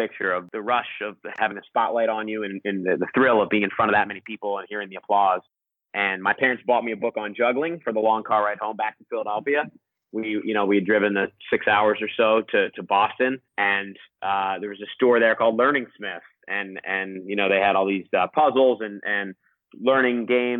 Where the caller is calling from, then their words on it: Costa Rica; Yeah, I'm calling from Costa Rica.